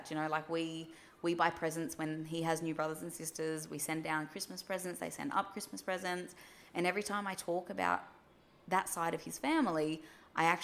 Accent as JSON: {"language": "English", "region": "New South Wales", "country": "Australia", "said": "especially like we moved to Western Australia and we're originally from New South Wales."}